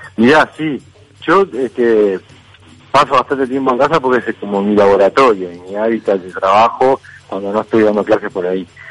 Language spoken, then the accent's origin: Spanish; Montevideo, Uruguay; yo nací en el Reducto y me crié ahí en la Guada, en el Reducto